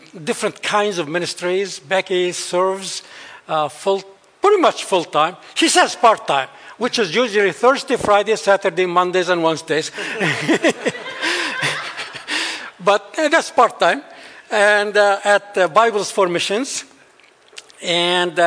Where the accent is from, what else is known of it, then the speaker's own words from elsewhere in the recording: central valley of Lebanon, Beqaa, Lebanon; moved away; I'm actually a Bedouin. Bedouins are the Arab nomads.